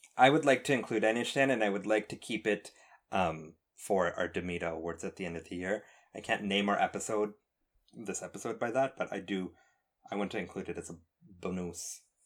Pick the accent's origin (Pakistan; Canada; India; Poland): Canada; I'm Canadian